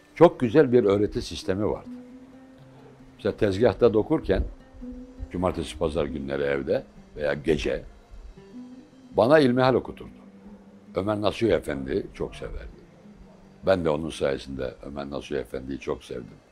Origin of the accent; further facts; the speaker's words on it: Bursa, Turkey; also born or lived in Bingöl / Mardin / Midyat / Orhaneli; O mahallede doğdum